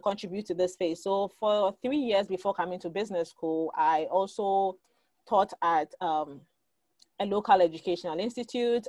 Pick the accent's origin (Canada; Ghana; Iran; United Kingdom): Ghana; moved away as an adult; now in United States; growing up in Ghana.